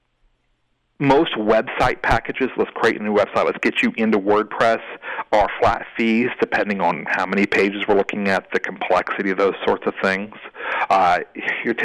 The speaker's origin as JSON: {"language": "English", "region": "Scotland", "country": "United Kingdom", "said": "I'm a Scottish boy."}